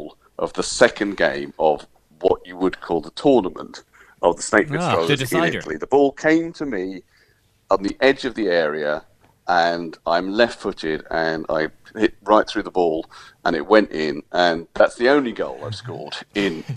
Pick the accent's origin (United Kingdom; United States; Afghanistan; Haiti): United Kingdom; England; as English football fans